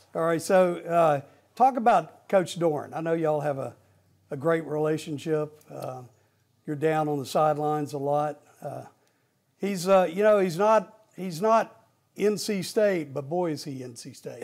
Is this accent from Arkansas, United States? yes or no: yes; Arkansas, United States; moved away as an adult; now in North Carolina, United States; Arkansas is, is a big, my home state